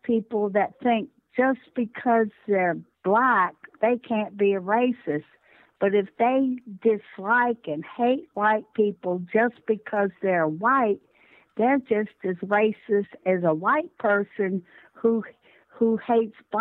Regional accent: Virginia, United States; I'm from Virginia

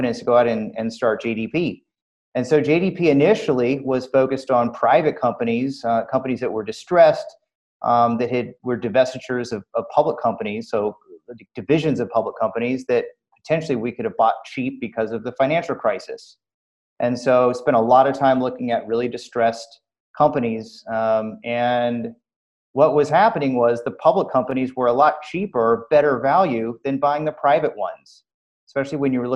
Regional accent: Southern California, United States; I'm from Southern California

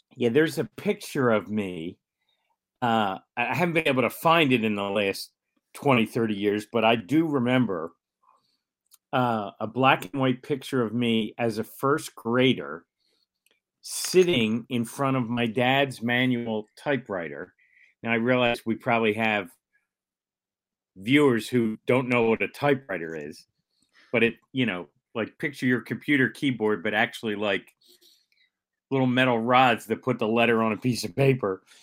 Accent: Philadelphia, Pennsylvania, United States; I grew up in the Overbrook section of Philadelphia

